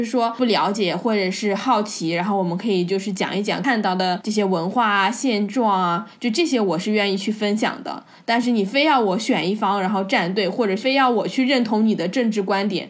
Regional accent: China; 我作为一个中国人

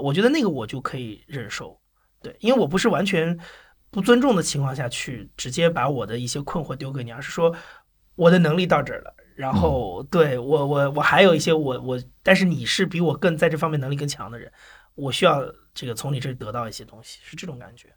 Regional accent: Anhui, China; also born or lived in Shanghai; 因为我其实大部分时间是待在安徽的

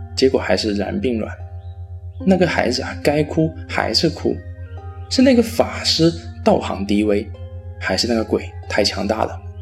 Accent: Fujian, China; 有网友说我的普通话不标准，那也是没有办法的啊。谁让我是福建人呢？当然，我也会努力的提高我的普通话的。

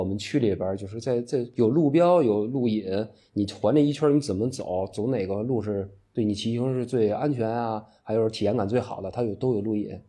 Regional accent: Miyun, Beijing, China; 我当然我最喜欢推荐的就是这个我们我的家乡啊密云区，就欢迎大家来这个密云区玩儿。

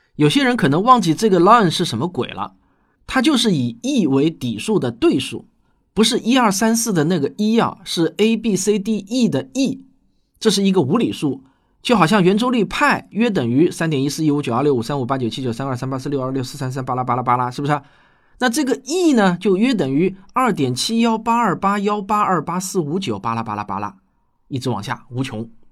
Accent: China; 我们中国人

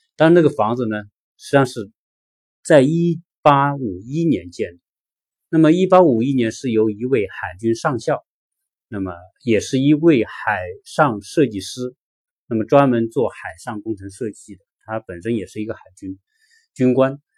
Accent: China; also born or lived in Los Angeles; now in Atlanta, United States

